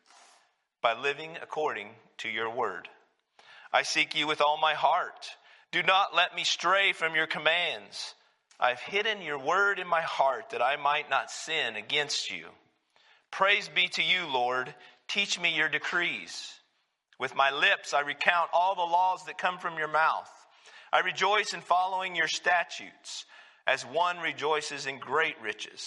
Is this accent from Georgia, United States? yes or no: no; New Mexico, United States; moved away; when I grew up, the church I grew up in down in New Mexico